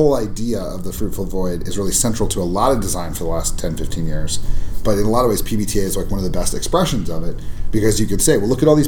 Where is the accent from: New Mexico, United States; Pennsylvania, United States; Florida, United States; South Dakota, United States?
New Mexico, United States; Albuquerque; my hometown